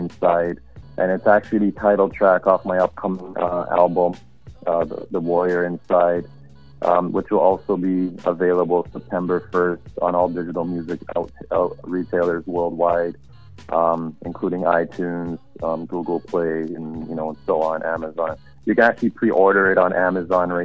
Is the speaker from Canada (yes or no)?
yes; Canada; As a Canadian artist, I think this is pretty much like I'd be the only Canadian artist that's making this move